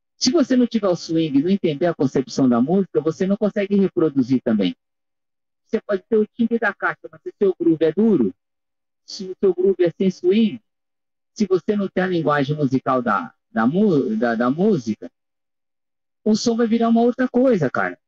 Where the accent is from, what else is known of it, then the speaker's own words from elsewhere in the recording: Brazil; sendo brasileiro aqui, é o único aqui do nosso país